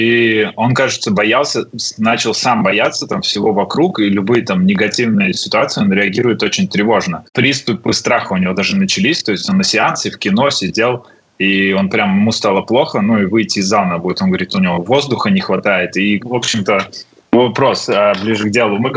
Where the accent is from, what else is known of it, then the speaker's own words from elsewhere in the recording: Riga, Latvia; moved away as an adult; now in London, United Kingdom; мы переехали из Риги уже очень давно, ну, довольно давно, 13 а, лет назад